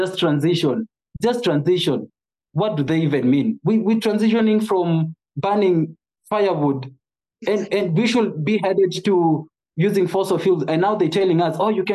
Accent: Kenya; I'm a Kenyan from rural Kenya

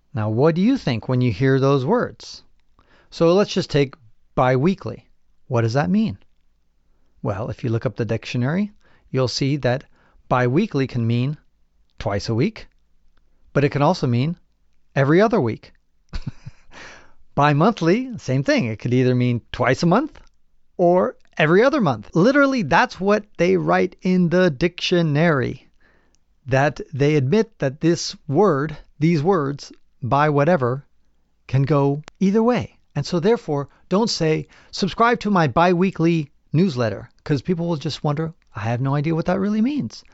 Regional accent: United States; born or raised there

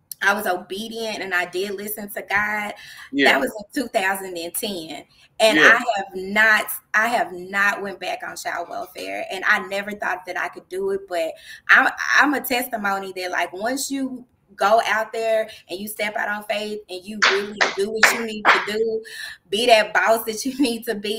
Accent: Dallas, Texas, United States; I'm originally from Dallas, Texas

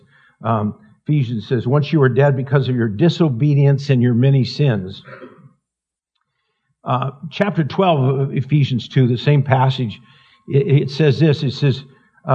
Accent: Montana, United States; I'm in Northern Idaho, and I'm from Montana

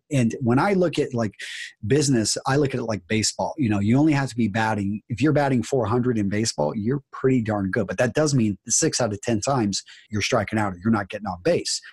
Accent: Wisconsin, United States; we're both from Wisconsin

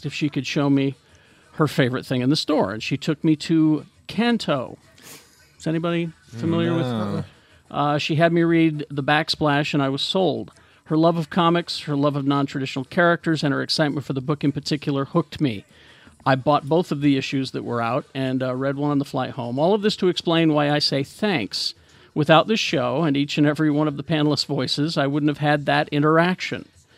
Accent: Akron, Ohio, United States; I'm from Akron, Ohio.

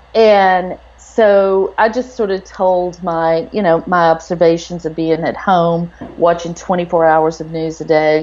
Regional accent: Texas, United States; I'm from Texas

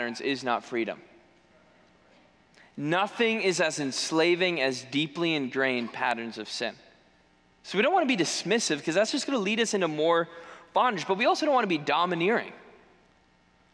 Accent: New England, United States; moved away; I'm from New England, grew up there.

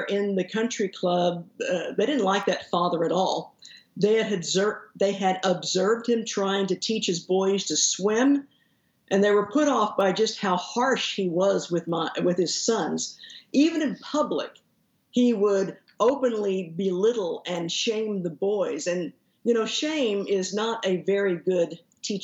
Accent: Haltom City, Texas, United States; I grew up in Haltom City, which is the suburb that's right to the northeast of Fort Worth

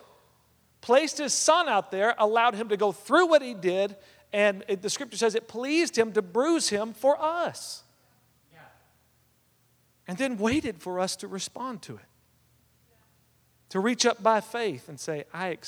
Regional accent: West Texas, United States; We were raised together out in West Texas

